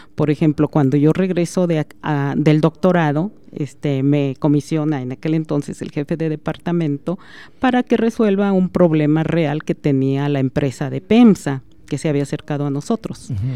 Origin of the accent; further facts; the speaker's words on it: Aguascalientes, Mexico; moved away as an adult; now in Celaya, Mexico; yo soy originaria de Aguascalientes